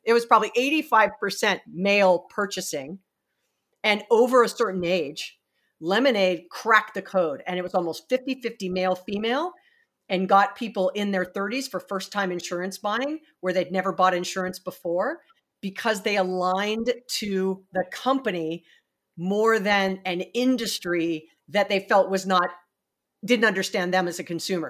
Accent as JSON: {"language": "English", "region": "Hawaii", "country": "United States", "said": "I'm from Hawaii"}